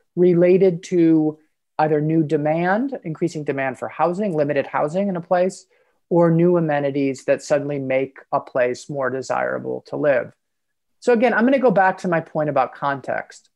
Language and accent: English; Chicago, Illinois, United States; Chicago, my hometown